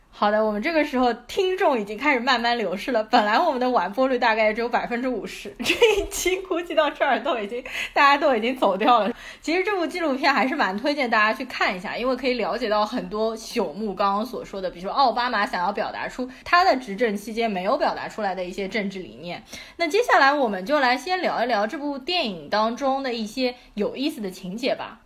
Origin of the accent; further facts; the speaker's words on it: China; 我们中国这边的学生上课是更加认真、乖巧，会做笔记